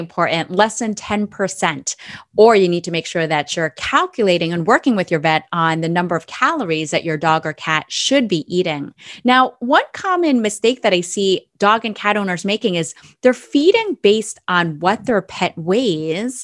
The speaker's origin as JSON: {"language": "English", "region": "Minnesota", "country": "United States", "said": "as a Minnesotan"}